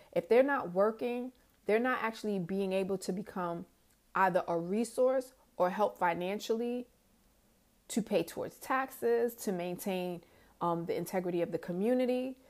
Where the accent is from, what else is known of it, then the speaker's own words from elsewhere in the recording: New York, United States; moved away as an adult; also born or lived in Georgia; from New York.